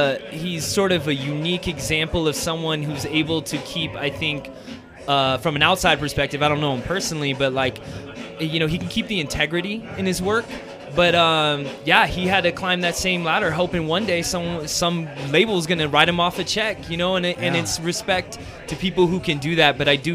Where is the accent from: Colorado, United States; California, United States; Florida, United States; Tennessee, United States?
California, United States; Southern; I'm from Southern California. It didn't matter how white I was